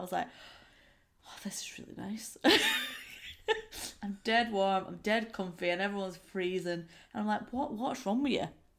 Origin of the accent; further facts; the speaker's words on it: Perth, Scotland, United Kingdom; I'm from Perth